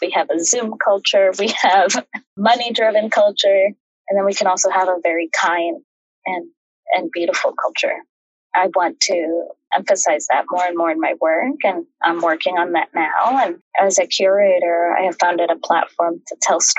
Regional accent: Chicago, Illinois, United States; moved away as an adult; also born or lived in Mexico (family) / Washington; now in New York, United States; I grew up in the Midwest. My family came from Mexico and settled right around the Chicagoland area

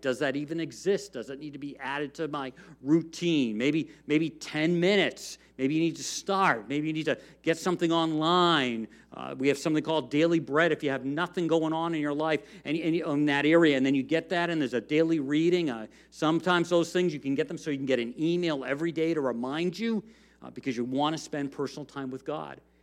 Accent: United States; as Americans, as American Christians

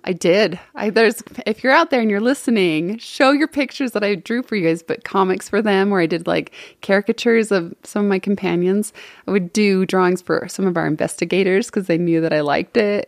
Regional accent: West Valley City, Utah, United States; I actually am from Utah. I'm from, it was Hunter when I was a kid.

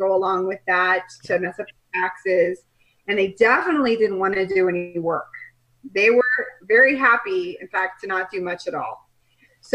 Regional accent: Colorado, United States; moved away as an adult; also born or lived in Nebraska; now in Kelowna, Canada; I'm from Colorado. I grew up in Colorado, went to school in Nebraska

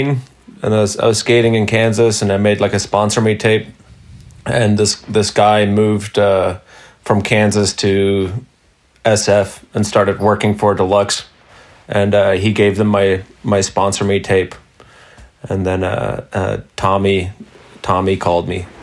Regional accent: Munich, Bavaria, Germany; I grew up in Munich, Germany

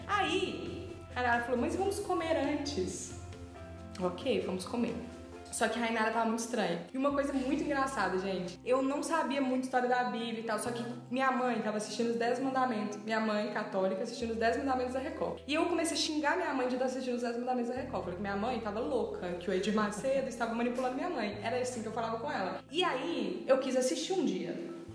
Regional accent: Tiradentes, Minas Gerais, Brazil; moved away as an adult; now in Belo Horizonte, Brazil; moro em BH, mas não sou de BH moro aqui há seis anos, sou de Tiradentes

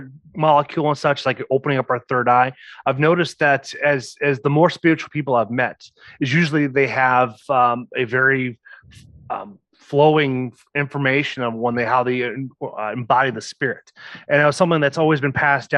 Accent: Osage, Iowa, United States; I am from Osage, Iowa

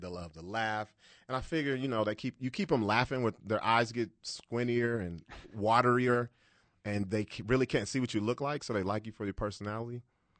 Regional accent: Long Beach, California, United States; born there; also born or lived in Dallas; now in Albuquerque, United States; So I was born in Long Beach, Cali. I moved here to Albuquerque from Dallas.

